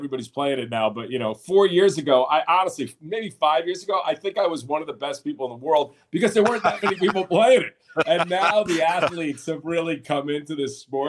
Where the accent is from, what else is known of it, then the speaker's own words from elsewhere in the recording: Long Island, New York, United States; Yeah, I grew up in New York. You know, I should have been a Mets fan because I'm from Long Island